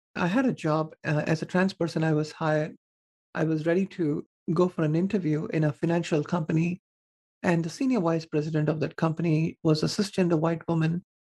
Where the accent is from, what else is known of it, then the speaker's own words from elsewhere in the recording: southern India, India; moved away; I was born and raised in India in a conservative family